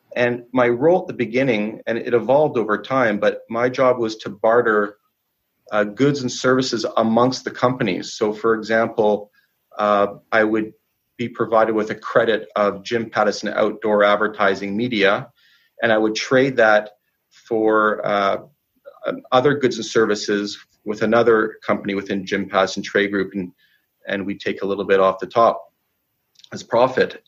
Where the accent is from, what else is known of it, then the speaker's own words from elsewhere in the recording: Vancouver, British Columbia, Canada; I was born and raised in Vancouver.